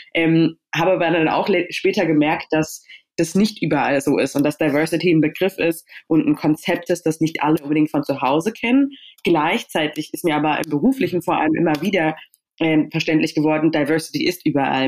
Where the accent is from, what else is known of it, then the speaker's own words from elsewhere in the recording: Berlin, Germany; also born or lived in Stuttgart; ich bin in Stuttgart geboren, aber ich bin in Berlin aufgewachsen